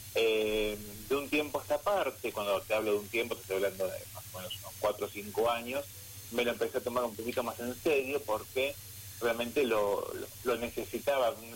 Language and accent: Spanish; Buenos Aires, Argentina; moved away as an adult; now in San Rafael, Argentina; yo nací en Buenos Aires, en Capital Federal